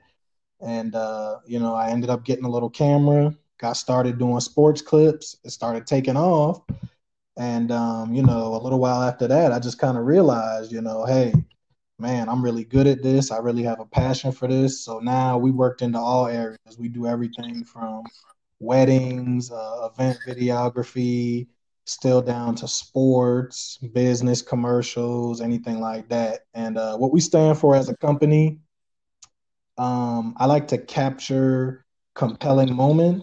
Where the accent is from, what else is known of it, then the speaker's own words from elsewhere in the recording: Charleston, South Carolina, United States; also born or lived in New York; I was born in New York, but I grew up most of my life right down on James Island, here out here in Charleston, South Carolina